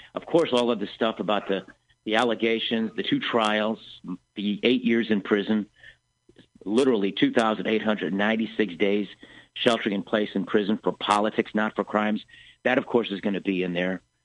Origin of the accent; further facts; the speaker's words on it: Chicago, Illinois, United States; I come from Chicago